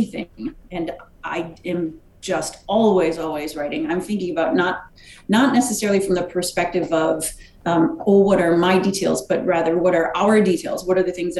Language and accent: English; Wisconsin, United States; moved away; I'm from Wisconsin. We're used to, you know, fairly miserable weather for most of the time